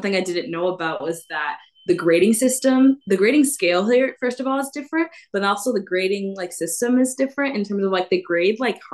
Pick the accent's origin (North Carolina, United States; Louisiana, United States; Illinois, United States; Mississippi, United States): Illinois, United States; Chicago; first language English; moved away as an adult; now in Stellenbosch, South Africa; I'm from Chicago